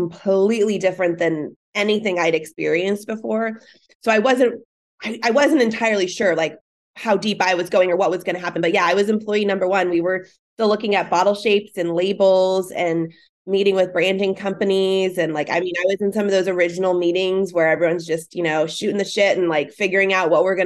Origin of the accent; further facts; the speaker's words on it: Sonoma County, California, United States; I grew up in Sonoma County, California. So I grew up with wine